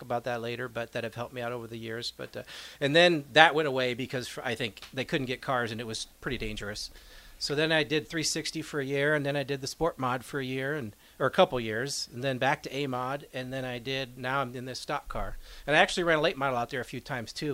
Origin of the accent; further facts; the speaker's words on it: New England, United States; moved away; I grew up in New England